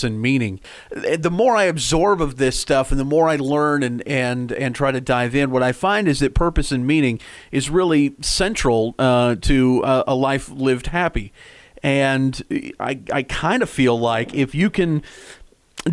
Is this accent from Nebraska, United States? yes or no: yes; Nebraska, United States; moved away as an adult; now in Dallas, United States; I grew up in Nebraska, and I live in Dallas, Texas now